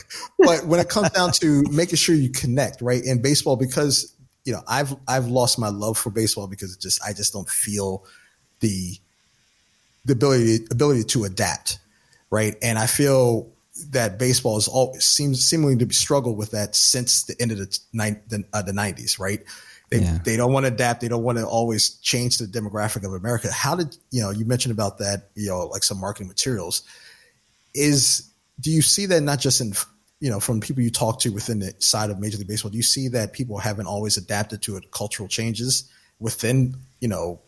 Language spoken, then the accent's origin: English; New Jersey, United States; I'm from New Jersey, so I've been in a Nets fan.